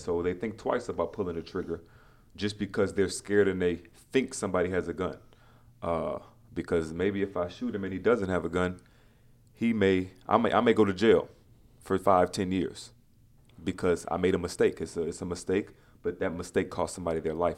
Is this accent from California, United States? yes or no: no; Louisiana, United States; being a black man in America and growing up in Louisiana